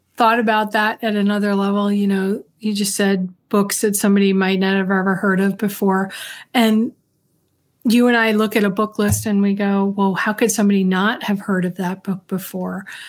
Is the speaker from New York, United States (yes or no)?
yes; New York City, New York, United States; I grew up in New York in the Bronx.